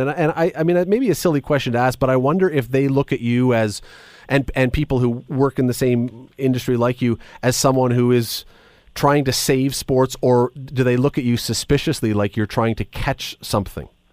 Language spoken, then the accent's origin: English; Canada; we're Canadian